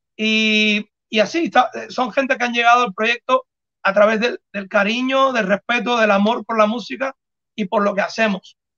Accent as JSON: {"language": "Spanish", "country": "Cuba", "said": "somos los tres cubanos"}